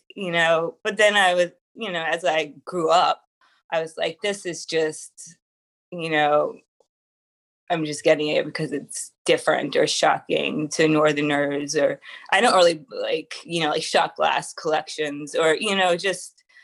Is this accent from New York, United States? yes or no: yes; Long Island, New York, United States; I'm from Long Island